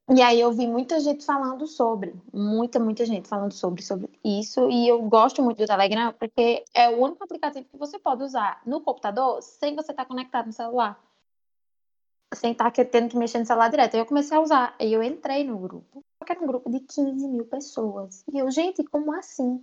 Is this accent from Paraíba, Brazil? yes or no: yes; Paraíba, Brazil; eu sou da Paraíba